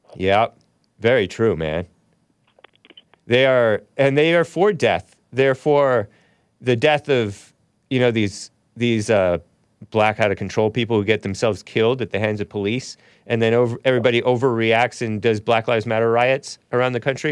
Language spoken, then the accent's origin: English; United States; I'm American